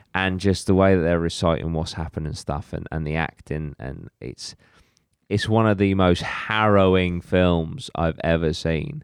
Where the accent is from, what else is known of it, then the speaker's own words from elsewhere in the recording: Cornwall, South West England, United Kingdom; we actually have our own version in Cornwall called Owlman.